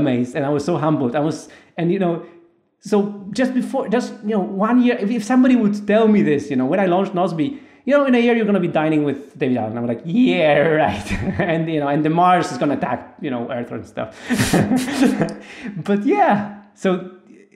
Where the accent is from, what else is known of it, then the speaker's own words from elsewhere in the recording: Poland; I'm this guy from Poland